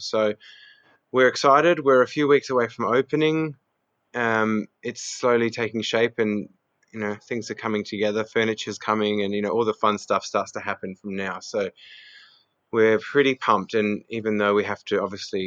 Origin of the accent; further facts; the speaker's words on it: Adelaide, South Australia, Australia; I was born in Adelaide. I'm of Greek heritage. I've got a brother, and I grew up in the foothills of Adelaide